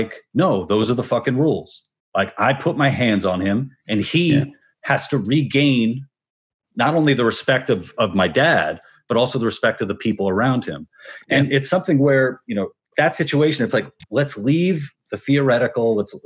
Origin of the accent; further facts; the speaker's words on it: New York, United States; also born or lived in Brooklyn; I'm from New York originally, Queens, and my parents have a business in Spanish Harlem.